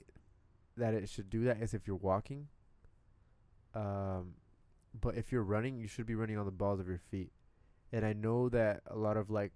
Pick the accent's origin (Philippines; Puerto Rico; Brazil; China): Puerto Rico; now in United States; I grew up in Puerto Rico